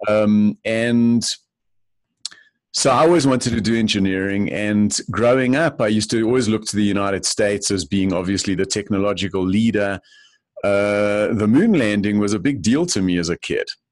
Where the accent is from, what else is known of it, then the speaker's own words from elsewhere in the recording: Johannesburg, Gauteng, South Africa; moved away as an adult; I grew up in Johannesburg, South Africa